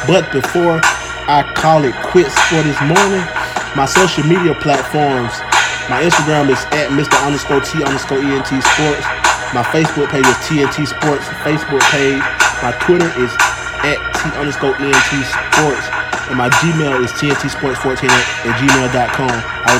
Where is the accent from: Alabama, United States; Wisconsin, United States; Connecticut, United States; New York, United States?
Alabama, United States; Troy; Shout out to my hometown, Alabama. My home state, Alabama. Troy, Alabama.